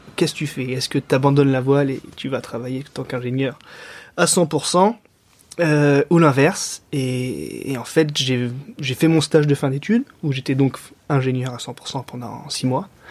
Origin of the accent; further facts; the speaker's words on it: Montpellier, Occitania, France; moved away as an adult; also born or lived in Lyon; now in Lorient, France; Depuis cette année, j'habite à Lorient, mais je suis originaire de Montpellier.